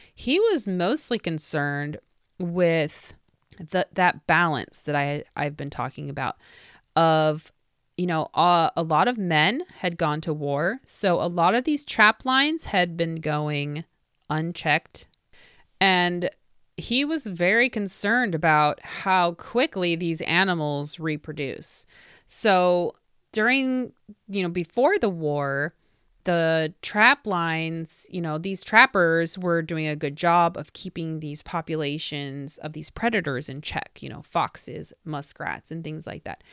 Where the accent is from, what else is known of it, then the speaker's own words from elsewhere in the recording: Indiana, United States; this is an Indiana company. Well, there you go. My home state.